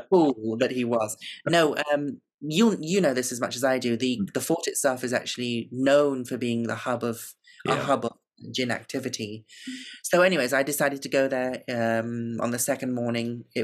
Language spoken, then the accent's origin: English; South India, India; I'm I'm visiting from the south of India. I'm an Indian woman